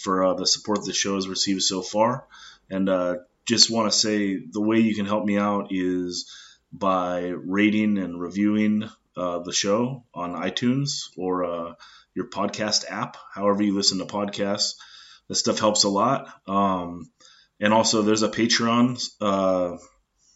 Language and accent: English; Oxnard, California, United States; moved away as an adult; now in San Diego, United States; I grew up in Oxnard